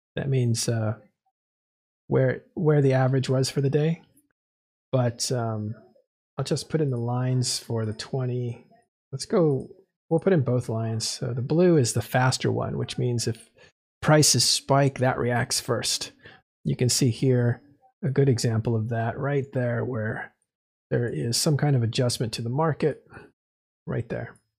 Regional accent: California, United States; I'm from California

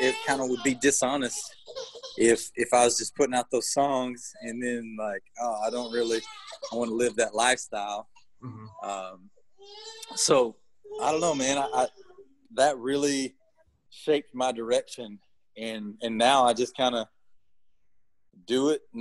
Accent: Gilmer, Texas, United States; also born or lived in Nashville / Austin; we moved to Gilmer, which is my hometown area where I grew up

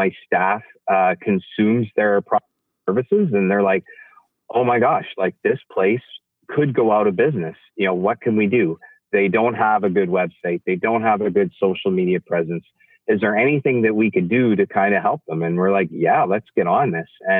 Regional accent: Western Canada, Canada; as a Canadian, and particularly a Western Canadian

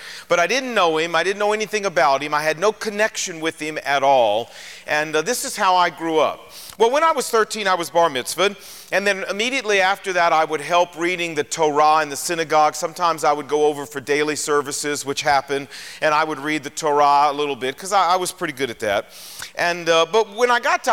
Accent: Portsmouth, Virginia, United States; I was born and raised in Portsmouth, Virginia

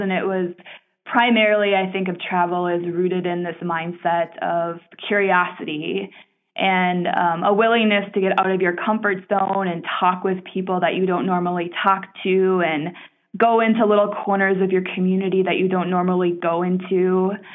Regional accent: Minneapolis, Minnesota, United States; I ultimately came back to my hometown of Minneapolis in 2013

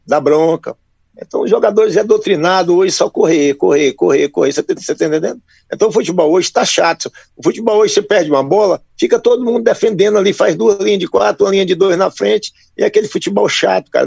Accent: São Francisco, Minas Gerais, Brazil; Eu sou do norte de Minas, São Francisco, cidade na beira do Velho Chico

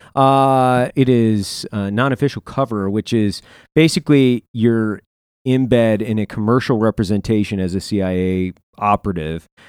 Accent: Lewiston, Idaho, United States; my hometown, Lewiston

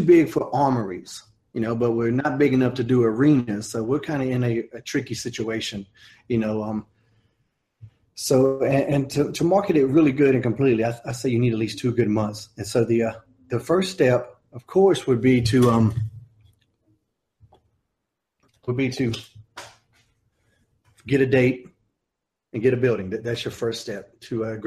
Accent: Smithfield, North Carolina, United States; There's an aquatic center in Smithfield, North Carolina that has a real big gymnasium type things that you could pack a bunch of people in. And that's my hometown

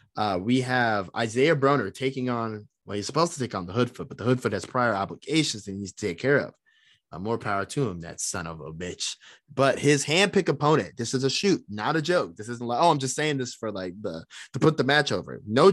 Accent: Indianapolis, Indiana, United States; Growing up in Indianapolis wrestling, there was one thing that was always certain

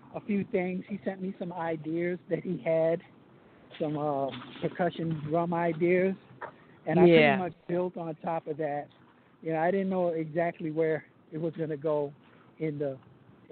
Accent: New York City, New York, United States; also born or lived in Harlem, New York; now in Jersey City, United States; I'm actually calling from Jersey City, because that's where I reside now, but I represent Brooklyn wherever I go in the world

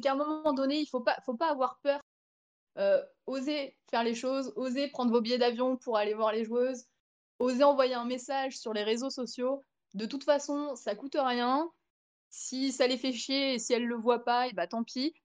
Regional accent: France; on vient de France

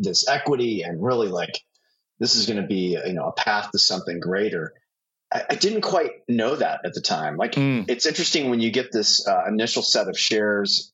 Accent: Bay Area, California, United States; also born or lived in Oregon; I grew up in the Bay Area, so Silicon Valley kid

